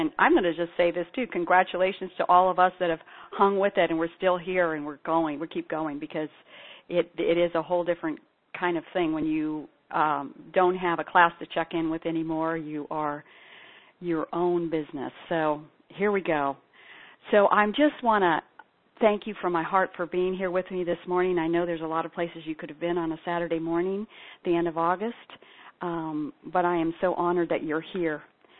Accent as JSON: {"language": "English", "country": "Ethiopia", "tie": "born or raised there"}